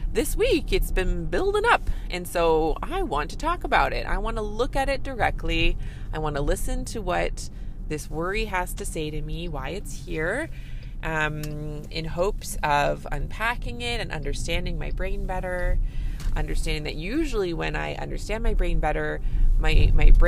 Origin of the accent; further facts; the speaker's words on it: Canada; I'm a Canadian family physician